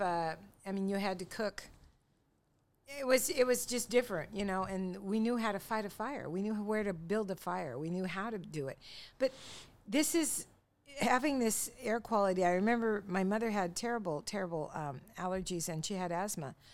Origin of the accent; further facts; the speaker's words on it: Longview, Washington, United States; we're from Longview